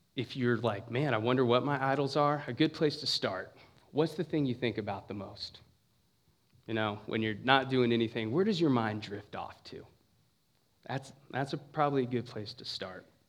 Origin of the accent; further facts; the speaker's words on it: San Bernardino, California, United States; moved away as an adult; now in Ohio, United States; I'm from San Bernardino, California, for the most part